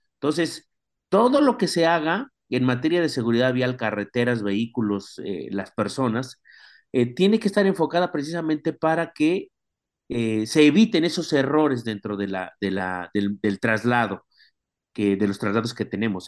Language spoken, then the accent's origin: Spanish; Mexico; ya tenemos como mexicanos un derecho